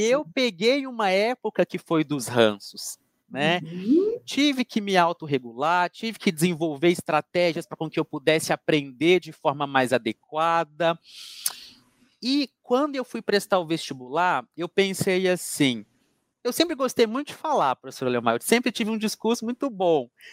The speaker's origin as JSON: {"language": "Portuguese", "town": "Coronel Fabriciano", "region": "Minas Gerais", "country": "Brazil", "tie": "born or raised there", "also_born_or_lived": "Juiz de Fora", "moved": "yes", "said": "estudei em Juiz de Fora, professora, mas a minha cidade natal é Coronel Fabriciano"}